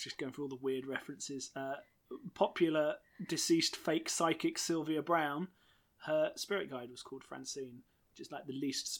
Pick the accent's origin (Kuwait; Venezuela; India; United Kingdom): United Kingdom; Being a British person